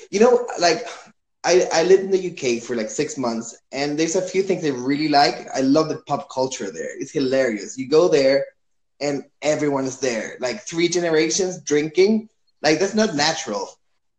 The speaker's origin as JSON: {"language": "English", "country": "Chile", "said": "I'm from Chile."}